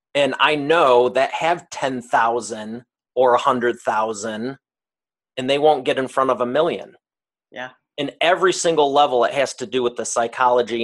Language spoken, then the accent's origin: English; Detroit, Michigan, United States; I am from the great state of Detroit, Michigan, and I grew up here